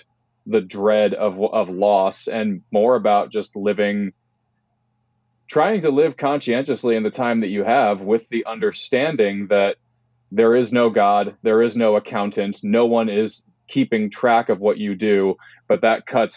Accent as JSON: {"language": "English", "town": "Stuyvesant", "region": "New York", "country": "United States", "also_born_or_lived": "Brooklyn, New York", "moved": "yes", "lives_now": "Portland, United States", "said": "I am from Upstate New York originally, a little town in the Hudson Valley called Stuyvesant"}